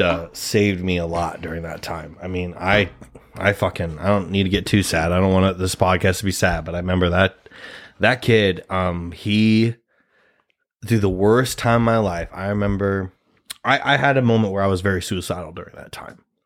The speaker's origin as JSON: {"language": "English", "region": "Nebraska", "country": "United States", "said": "we're both two Nebraska boys"}